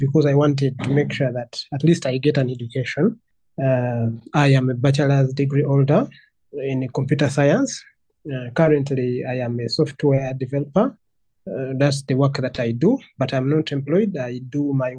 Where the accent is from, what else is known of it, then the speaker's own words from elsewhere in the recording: Entebbe, Central Region, Uganda; I'm a 28-year-old Ugandan. I was born and raised in Entebbe.